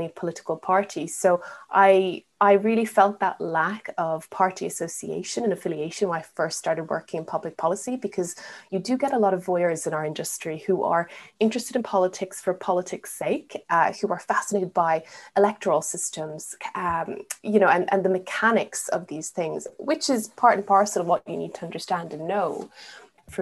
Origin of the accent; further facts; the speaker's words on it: Ireland; moved away as an adult; also born or lived in Asia / Middle East; now in United Kingdom; I'm not from the UK. I grew up in Ireland.